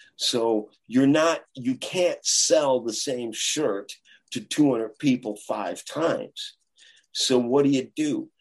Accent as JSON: {"language": "English", "town": "Chicago", "region": "Illinois", "country": "United States", "said": "I'm from Chicago"}